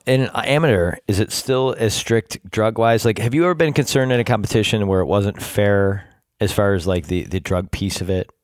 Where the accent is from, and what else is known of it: Rochester, New York, United States; born or raised there